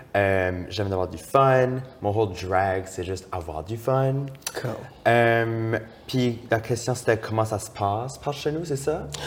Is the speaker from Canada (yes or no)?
yes; Moncton, New Brunswick, Canada; now in Quebec City, Canada; je viens de Moncton, au Nouveau-Brunswick, qui est une, région acadienne